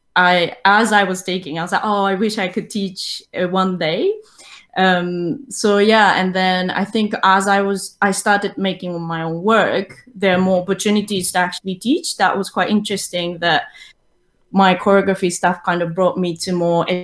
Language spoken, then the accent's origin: English; Tokyo, Japan; moved away as an adult; now in London, United Kingdom; I'm originally from Tokyo, Japan. I started my dance training in hip-hop and ballroom Latin dance back in Tokyo.